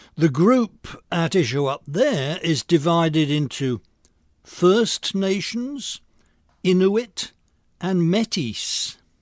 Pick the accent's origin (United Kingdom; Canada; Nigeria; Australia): United Kingdom; now in Long Island, United States; I'm an American citizen of British nativity